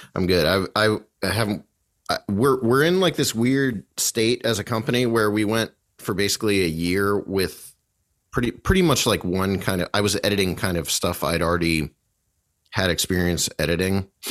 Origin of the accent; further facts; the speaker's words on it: Bolivar, Ohio, United States; we grew up in Bolivar